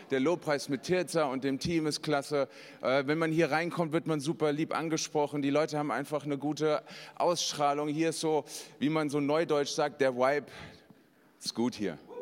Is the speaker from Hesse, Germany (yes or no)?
yes; Hesse, Germany; Ich bin ein Hesse